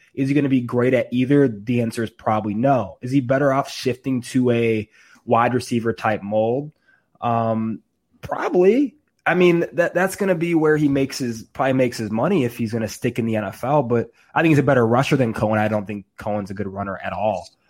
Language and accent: English; Chicago, Illinois, United States; I was born and raised in Chicago